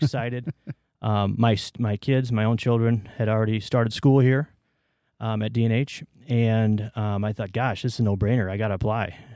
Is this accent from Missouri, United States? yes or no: no; Waterloo, Iowa, United States; also born or lived in Evanston, Illinois / northern suburbs of Chicago; moved to Waterloo with my family